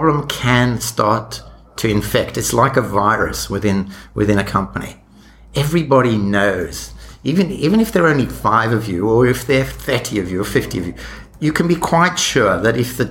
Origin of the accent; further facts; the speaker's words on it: South Africa; moved away as an adult; I was born in South Africa, and my degrees were in South Africa, and those early jobs I mentioned were there.